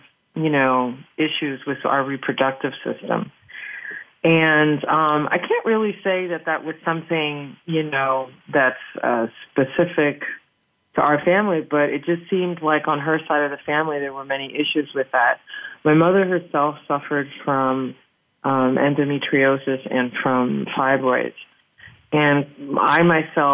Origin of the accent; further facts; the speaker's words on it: New York City, New York, United States; moved away as an adult; also born or lived in Hudson County, New Jersey / Dominican Republic (parents); now in Paris, France; I'm originally from New York City, and I spent a lot of my life living in New York City and in New Jersey in the Hudson County area